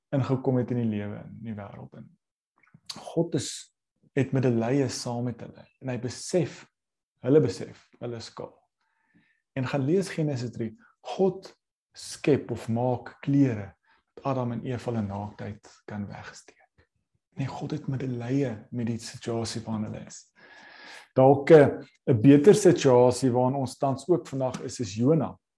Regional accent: South Africa; ons as Suid-Afrikaners

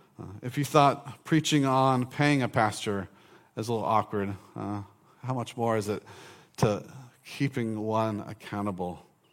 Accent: Orange Park, Florida, United States; In college, I grew up in Orange Park.

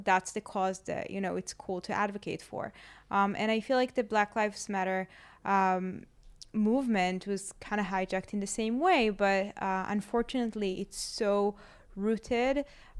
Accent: Israel; they heard I'm from Israel and they started hugging me and like, you're the daughter of God

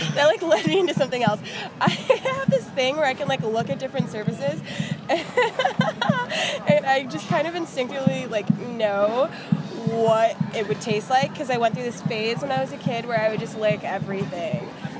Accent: Michigan, United States; I'm from Michigan.

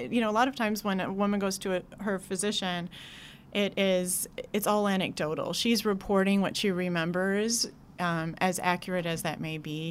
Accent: Wisconsin, United States; moved away as an adult; also born or lived in Madison, Wisconsin / Oregon; now in New York, United States; I grew up in a smallish town in Wisconsin

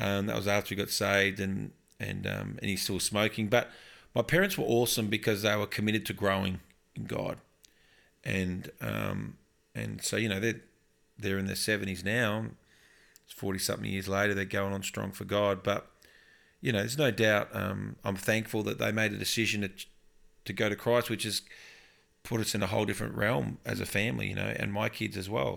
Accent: Upper Yarra Valley, outskirts of Melbourne, Victoria, Australia; also born or lived in Tatura; now in Brisbane, Australia; I grew up in the Upper Yarra Valley on the outskirts of Melbourne

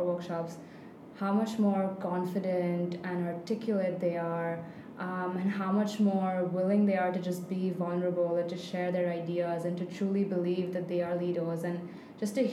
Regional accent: Mumbai, Maharashtra, India; moved away as an adult; now in Abu Dhabi, United Arab Emirates; I'm from Mumbai in India

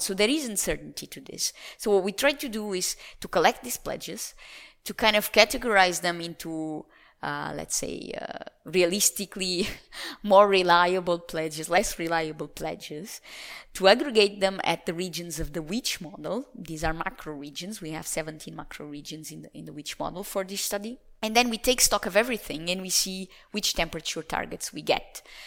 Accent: Lisbon, Portugal; moved away; Lisbon is the city where I was born

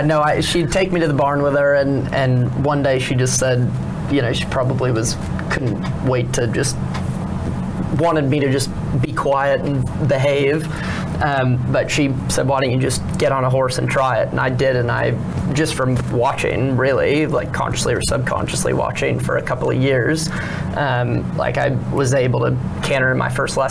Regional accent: California, United States; California, Southern California.

